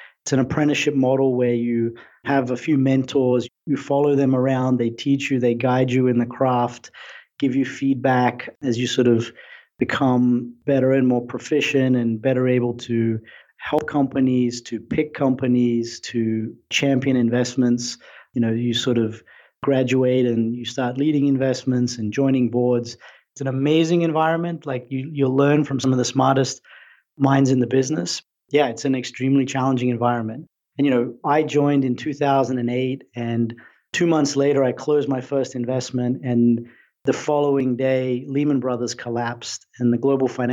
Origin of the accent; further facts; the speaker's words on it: Brisbane, Queensland, Australia; moved away as an adult; now in United States; I'm an Aussie. I grew up in Australia, in Brisbane.